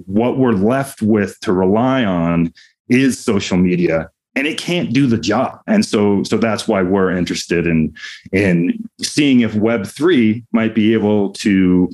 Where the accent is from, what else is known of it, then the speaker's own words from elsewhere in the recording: Denver, Colorado, United States; my hometown of Denver used to have two very strong newspapers